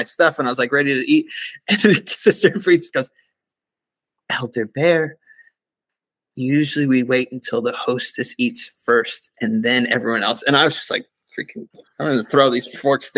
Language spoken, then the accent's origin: English; Oklahoma, United States; when I grew up in Oklahoma